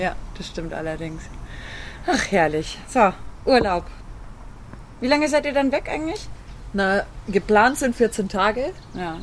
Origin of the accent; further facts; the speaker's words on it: Freilassing, Bavaria, Germany; in Freilassing war es ja mal so, da wo ich herkomme aus der Region